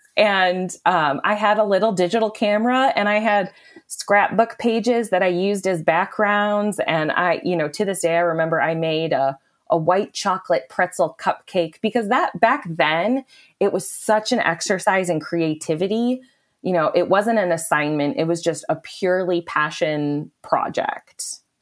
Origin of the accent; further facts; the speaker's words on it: Wisconsin, United States; I am from Wisconsin, born and raised, and very, very proud